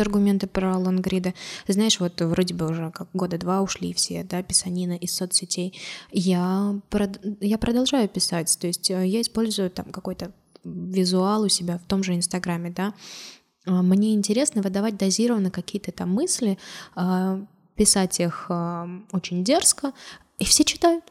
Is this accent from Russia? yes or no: yes; Orenburg, Orenburg Oblast, Russia; also born or lived in Georgia; вернулась в свой родной город